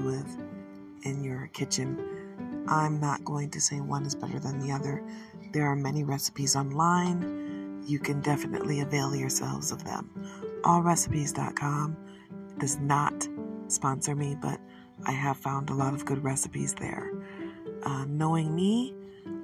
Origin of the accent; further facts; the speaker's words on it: Detroit, Michigan, United States; I am from Michigan, specifically Detroit, but my family, even though they've lived here for a generation before I was born, are Southern